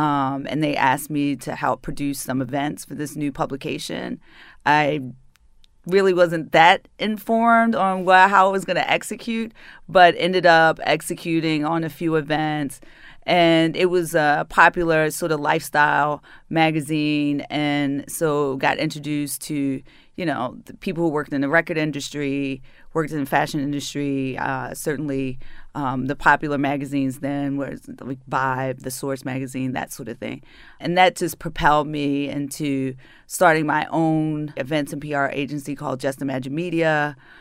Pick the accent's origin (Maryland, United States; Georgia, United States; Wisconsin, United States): Maryland, United States; Baltimore; accent: northern; moved away as an adult; also born or lived in New York City; I am a native daughter. I'm from Baltimore City